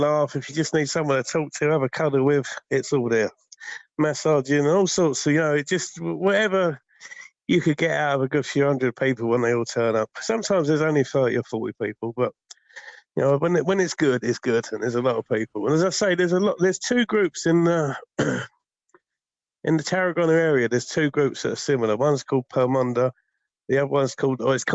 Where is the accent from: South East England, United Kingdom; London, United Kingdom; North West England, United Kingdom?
South East England, United Kingdom; Folkestone; I'm from Folkestone Town, sunny Folkestone